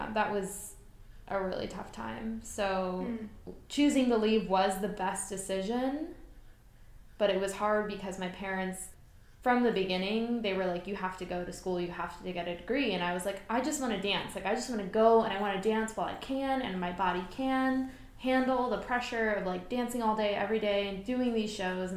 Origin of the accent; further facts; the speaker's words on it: Philadelphia, Pennsylvania, United States; I'm from Philly. I was born and raised just outside of Philly, and then I moved into the city after high school